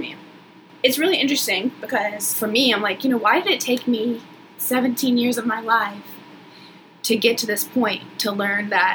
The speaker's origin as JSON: {"language": "English", "town": "Chattanooga", "region": "Tennessee", "country": "United States", "tie": "born or raised there", "also_born_or_lived": "South Georgia, United States", "lives_now": "Charleston, United States", "said": "I grew up in South Georgia and moved to Chattanooga, Tennessee when I was about in third grade. You know, went to elementary school, high school, middle school, all the good stuff there"}